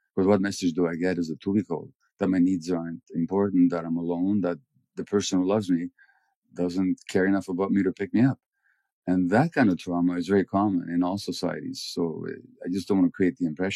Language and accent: English; Budapest, Hungary; I was born in January 1944 in Budapest, 2 months before the Nazis occupied Hungary